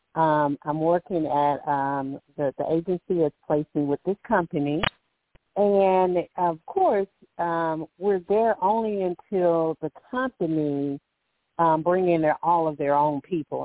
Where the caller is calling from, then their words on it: Alabama, United States; calling from Alabama